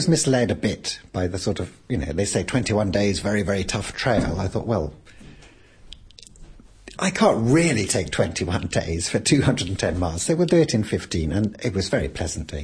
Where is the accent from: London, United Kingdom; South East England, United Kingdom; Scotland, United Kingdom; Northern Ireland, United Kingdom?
Scotland, United Kingdom; Scottish people. We're from Scotland.